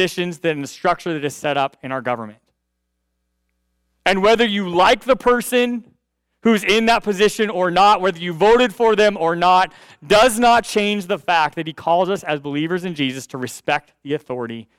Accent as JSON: {"language": "English", "country": "United States", "said": "I'm glad to be an American"}